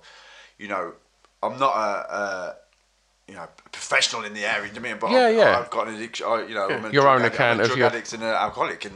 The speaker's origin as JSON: {"language": "English", "town": "Wolverhampton", "region": "West Midlands", "country": "United Kingdom", "moved": "as an adult", "lives_now": "London, United Kingdom", "said": "I'm from Wolverhampton, and this was before I moved to London"}